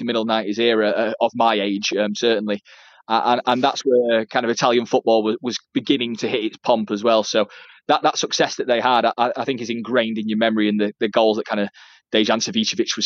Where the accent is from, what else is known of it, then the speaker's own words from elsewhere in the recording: Sheffield, Yorkshire and the Humber, United Kingdom; I'm from Sheffield